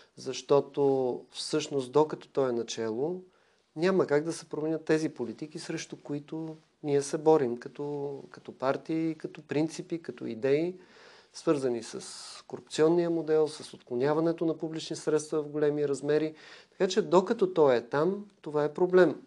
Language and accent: Bulgarian; Bulgaria; това, което съм получил от България, като образование, възпитание